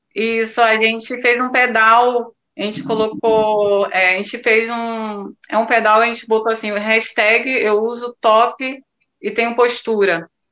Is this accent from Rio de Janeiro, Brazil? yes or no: yes; Iguaba Grande, Rio de Janeiro, Brazil; sou de Guaba Grande